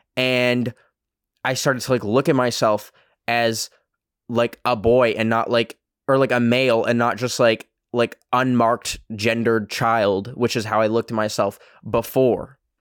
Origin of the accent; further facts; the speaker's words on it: Canada; accent: Canadian; my fucking Canadian accent